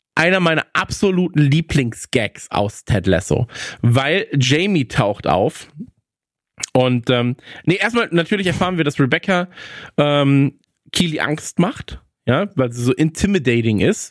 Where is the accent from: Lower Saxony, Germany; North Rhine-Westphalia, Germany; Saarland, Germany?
North Rhine-Westphalia, Germany; now in Bavaria, Germany; bei uns in Nordrhein-Westfalen